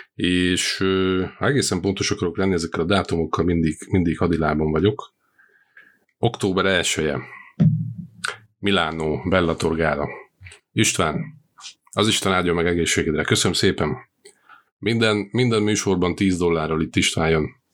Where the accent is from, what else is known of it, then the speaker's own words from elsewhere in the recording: Slovakia; Szlovákiából származom